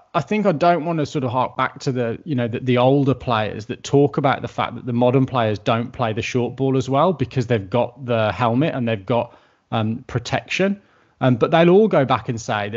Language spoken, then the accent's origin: English; England, United Kingdom; moved away as an adult; also born or lived in Australia; as a kid growing up in England